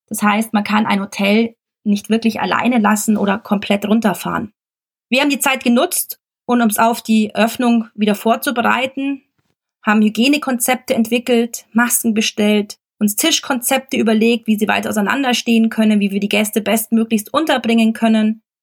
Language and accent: German; Germany; bei uns in Deutschland